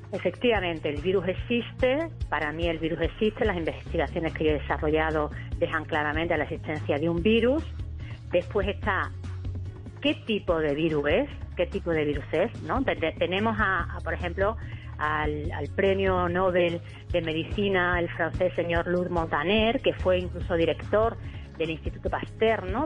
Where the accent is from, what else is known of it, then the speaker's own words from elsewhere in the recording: Spain; aquí en España